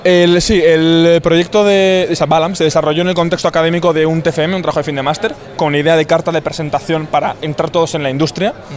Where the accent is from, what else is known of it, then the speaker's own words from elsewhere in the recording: Bilbao, Basque Country, Spain; yo, por ejemplo, soy de Bilbao, soy de, aquí